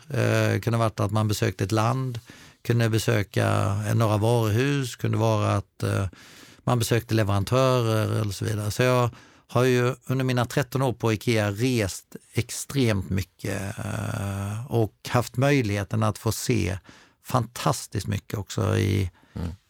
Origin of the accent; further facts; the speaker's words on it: Falkenberg, Halland County, Sweden; jag är uppvuxen utanför Falkenberg